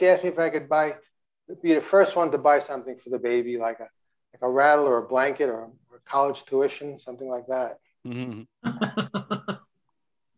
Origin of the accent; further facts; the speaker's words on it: Long Island, New York, United States; I'm from Long Island